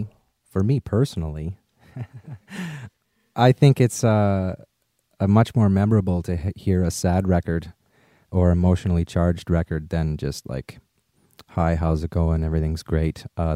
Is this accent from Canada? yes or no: yes; Regina, Saskatchewan, Canada; I was born in Regina, Saskatchewan. It's on the prairies.